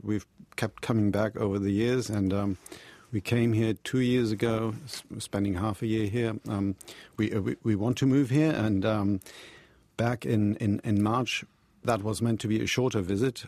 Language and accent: English; Germany; moved away as an adult; also born or lived in United States; now in New Zealand; we're journalists from Germany and, uh, Europe